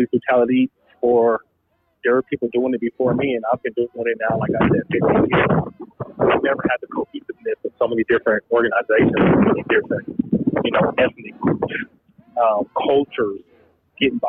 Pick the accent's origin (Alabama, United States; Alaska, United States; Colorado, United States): Colorado, United States; Denver; I grew up in Park Hill